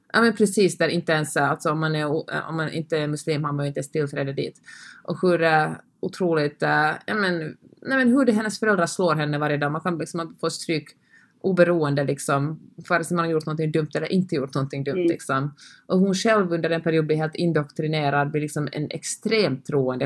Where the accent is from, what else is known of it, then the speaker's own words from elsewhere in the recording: Finland; jag talar svenska och kommer från Finland